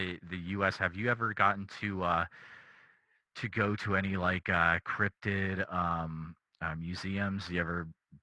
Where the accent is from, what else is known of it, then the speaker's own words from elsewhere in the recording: New England, United States; I grew up in New England.